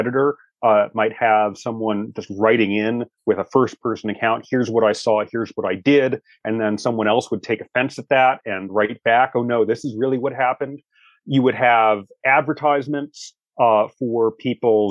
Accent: Washington, District of Columbia, United States; my hometown of Washington, D.C.

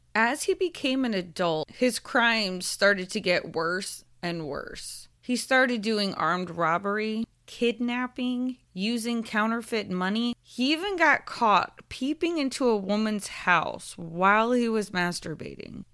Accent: Tampa, Florida, United States; Tampa Bay. This is my hometown

